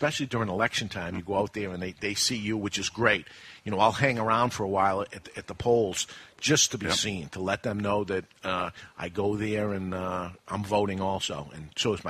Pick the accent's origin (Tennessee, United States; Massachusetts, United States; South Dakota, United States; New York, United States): Massachusetts, United States; Boston; now in New Hampshire, United States; growing up in Boston and adding the tax into Massachusetts, it forced me out of the state